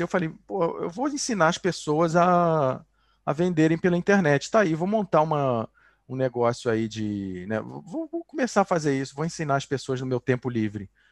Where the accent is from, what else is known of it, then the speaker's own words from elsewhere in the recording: Rio de Janeiro, Brazil; moved away as an adult; now in Barcelona, Spain; quando tinha 15 anos, eu vendia sanduíche natural na praia, né? Para poder viajar no verão, no Rio de Janeiro, sou carioca